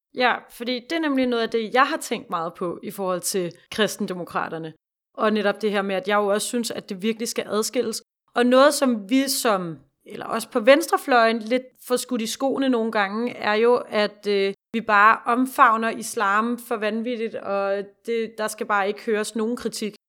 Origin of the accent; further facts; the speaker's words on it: Denmark; vi har bare sådan en forståelse af os selv som danskere